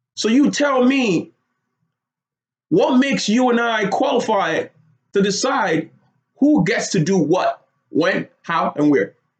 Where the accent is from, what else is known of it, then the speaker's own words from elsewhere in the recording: Lagos, Nigeria; moved away as an adult; now in United States; I grew up in Lagos, Nigeria. Moved to the United States when I was 18 years old